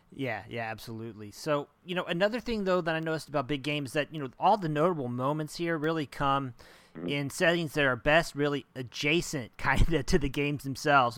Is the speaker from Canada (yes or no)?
no; Oklahoma, United States; moved away; I'm from Oklahoma originally.